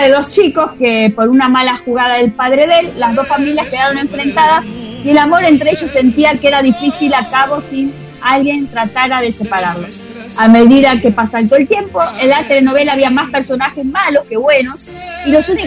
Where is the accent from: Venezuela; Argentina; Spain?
Argentina